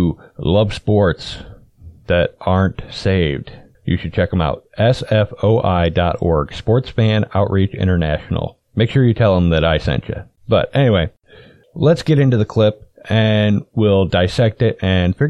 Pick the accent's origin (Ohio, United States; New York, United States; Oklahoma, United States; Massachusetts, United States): Ohio, United States; Cleveland; I'm from Cleveland. I'm from where they have the Browns